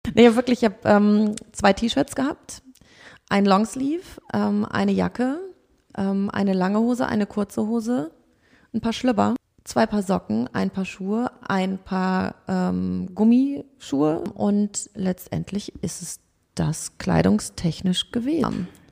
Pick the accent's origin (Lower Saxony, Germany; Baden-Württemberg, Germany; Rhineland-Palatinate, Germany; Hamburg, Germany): Hamburg, Germany; aus Hamburg